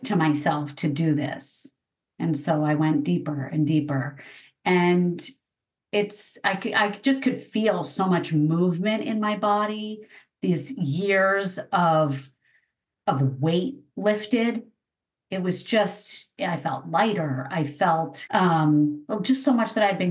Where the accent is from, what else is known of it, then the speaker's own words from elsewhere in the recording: East Coast, United States; I grew up on the East Coast